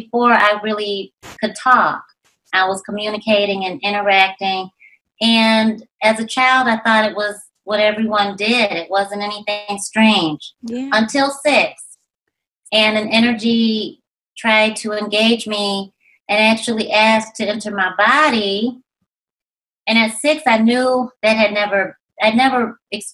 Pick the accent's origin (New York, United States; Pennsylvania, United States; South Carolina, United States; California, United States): New York, United States; Rochester; I was raised in Rochester, New York